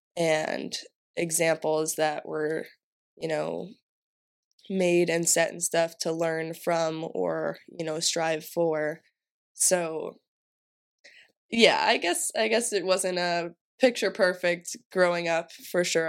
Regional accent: Massachusetts, United States; I'm from Massachusetts

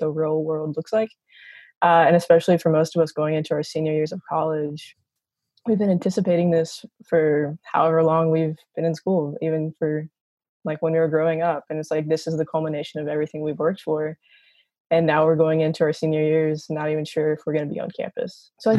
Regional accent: Charlotte, North Carolina, United States; moved away as an adult; now in Louisville, United States; I'm from Charlotte, North Carolina, but I actually spend most of my time in Louisville, Kentucky, going to school at Boyce College.

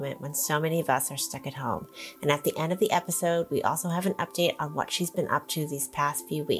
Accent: Great Neck, New York, United States; moved away; when I was a little kid growing up in Great Neck

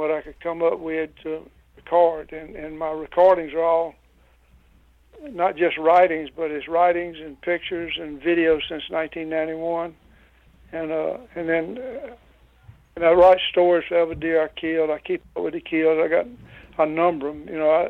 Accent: Louisiana, United States; I was born and raised in Louisiana, lived here all my life

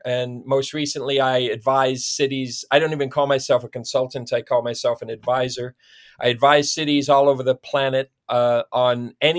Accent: Perth, Ontario, Canada; I was born and raised in Ontario, town of Perth, Ontario is my hometown.

